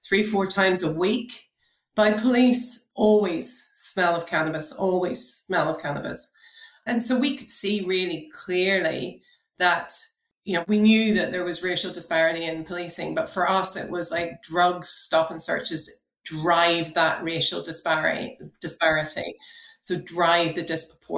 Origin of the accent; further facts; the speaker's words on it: Northern Ireland, United Kingdom; growing up in Northern Ireland in the 1990s, I was very much part of the rave culture back then.